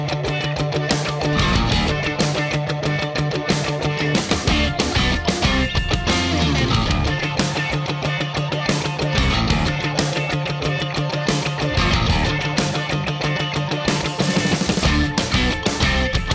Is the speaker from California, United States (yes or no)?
no; New York, United States; being a New Yorker who was, you know, in New York when 9/11 happened